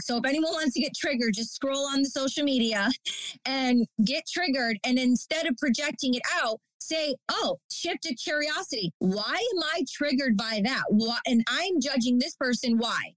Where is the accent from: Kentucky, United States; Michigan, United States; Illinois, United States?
Michigan, United States; Detroit; now in New York, United States; I'm from Detroit, Michigan, and I grew up in the Detroit electronic music scene